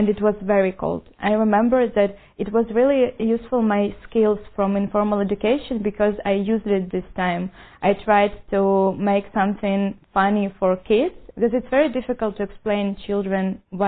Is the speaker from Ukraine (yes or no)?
yes; Ukraine; moved away as an adult; now in Jerusalem, Israel; I'm 24 years old, and I came from Ukraine.